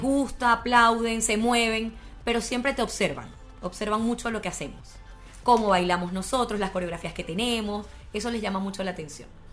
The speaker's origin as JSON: {"language": "Spanish", "country": "Venezuela", "moved": "yes", "lives_now": "Chile", "said": "nosotros somos venezolanos"}